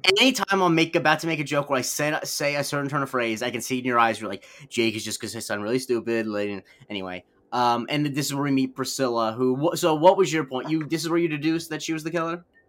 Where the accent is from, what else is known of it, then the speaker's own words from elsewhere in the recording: Florida, United States; moved away; my hometown is not big enough to have its own news network